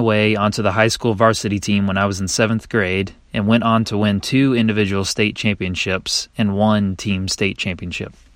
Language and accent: English; Kernersville, North Carolina, United States; also born or lived in Apex, North Carolina; I grew up in Kernersville, North Carolina